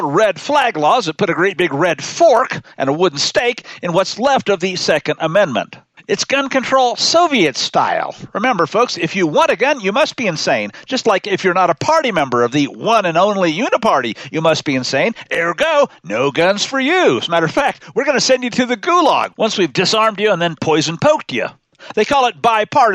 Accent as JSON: {"language": "English", "region": "Missouri", "country": "United States", "tie": "born or raised there", "said": "I grew up in Missouri."}